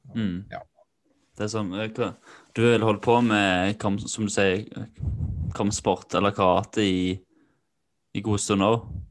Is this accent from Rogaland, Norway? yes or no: no; Kvinesdal, Agder, Norway; Det var mye pøbleri da jeg vokste opp da, i Kvinesdal.